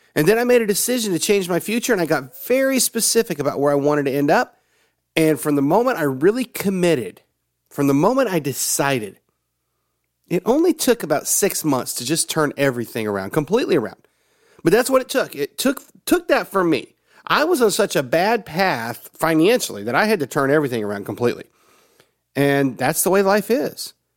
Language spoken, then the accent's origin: English; Tennessee, United States; also born or lived in Georgia / Oklahoma; I grew up in the South. I was born in Georgia. And except for the seven years that we lived in Oklahoma and the time that I was in college, the rest of my life has pretty much been in Tennessee.